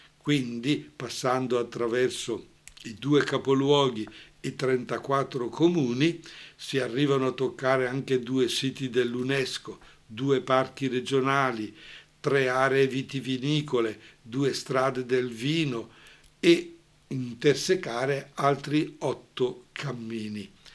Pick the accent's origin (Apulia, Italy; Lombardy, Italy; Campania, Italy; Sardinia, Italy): Lombardy, Italy; Brescia area; accent: Brescian; al nostro dialetto bresciano